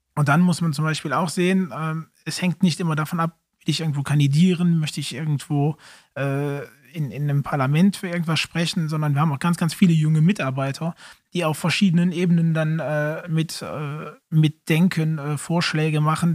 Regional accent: Eupen, Wallonia, Belgium; also born or lived in Raeren; ich komme auch aus Olpen, habe eine Zeit lang in Raren gewohnt, aber bin dann jetzt seit einigen Jahren wieder zurück

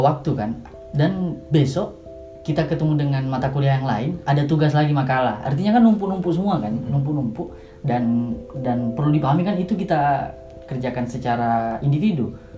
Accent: Makassar, South Sulawesi, Indonesia; moved away as an adult; now in Yogyakarta, Indonesia; Saya dari Makassar. Tiba di Jogja sekitar setahun yang lalu.

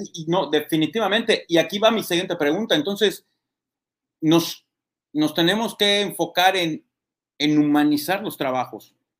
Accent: Mexico; nosotros como mexicanos

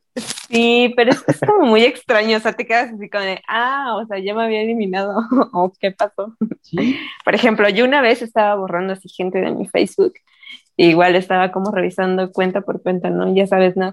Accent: Mexico; nosotros como mexicanos

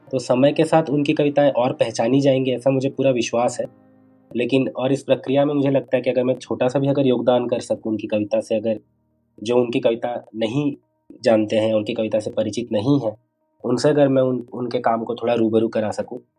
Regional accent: Bokaro, Jharkhand, India; also born or lived in Ranchi; दरअसल मेरा बचपन बोकारो में बीता मेरे पिता रेलवे में थे और रेलवे कॉलोनी का जो माहौल होता है उसी माहौल में मेरा बचपन बीता

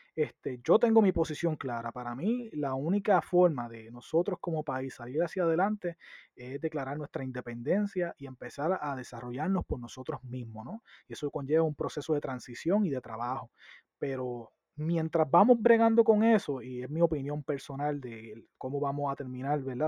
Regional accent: San Sebastián, Puerto Rico; yo soy del oeste y de la montaña

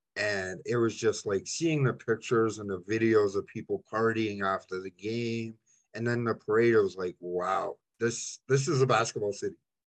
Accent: Toronto, Ontario, Canada; I'm from Toronto.

